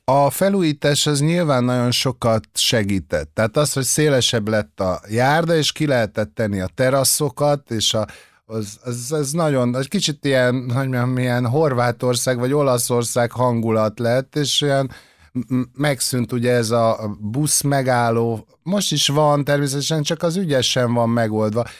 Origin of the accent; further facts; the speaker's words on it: Budapest, Hungary; itt születtem a, a Kútvölgyibe